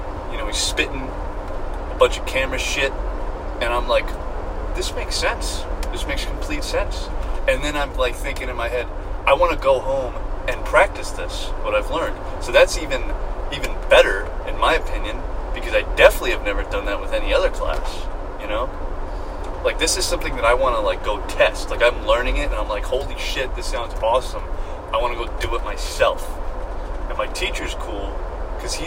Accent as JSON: {"language": "English", "region": "New York", "country": "United States", "moved": "yes", "said": "I'm from New York"}